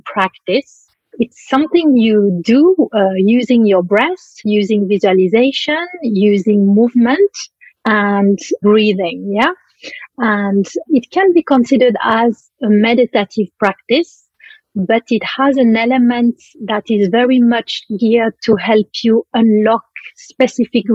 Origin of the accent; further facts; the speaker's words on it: Switzerland; moved away; I come from Switzerland originally